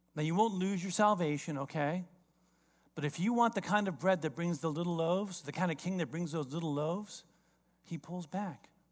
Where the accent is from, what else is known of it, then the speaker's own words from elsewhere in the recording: South Florida, United States; I grew up in South Florida.